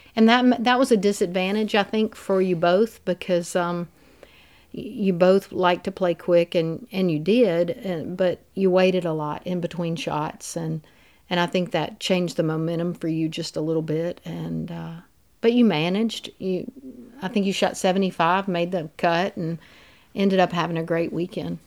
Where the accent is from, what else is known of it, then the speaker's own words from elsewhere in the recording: Mississippi Delta, United States; also born or lived in Louisiana; growing up in the Mississippi Delta and going to LSU where it's so flat, we're in those river valleys where I've lived all my life